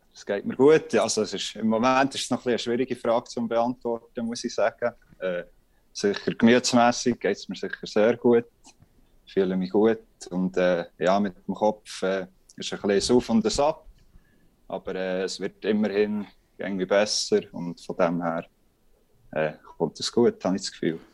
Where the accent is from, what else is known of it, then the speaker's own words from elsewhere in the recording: Bern, Switzerland; als Berner